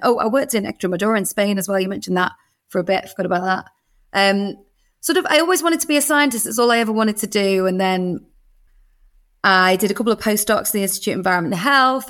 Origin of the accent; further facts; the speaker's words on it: Birkenhead, North West England, United Kingdom; I was a, a little girl growing up in Birkenhead